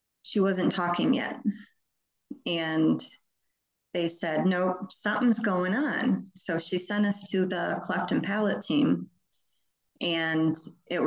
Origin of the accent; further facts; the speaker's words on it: Michigan, United States; moved away as an adult; now in Alabama, United States; I'm originally from Michigan, but I have been in Alabama